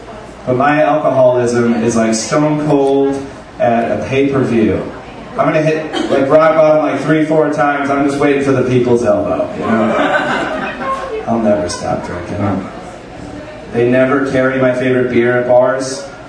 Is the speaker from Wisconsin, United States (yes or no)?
yes; Milwaukee, Wisconsin, United States; Yeah, I'm an alcoholic. I come from Milwaukee. I drink a lot.